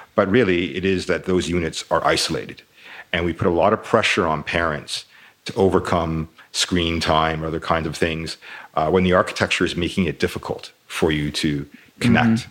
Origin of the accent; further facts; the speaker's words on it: Toronto, Ontario, Canada; I grew up in Toronto